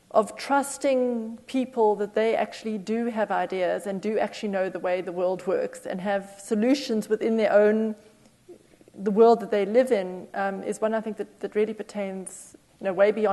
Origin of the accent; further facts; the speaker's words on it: South Africa; moved away; I'm originally from South Africa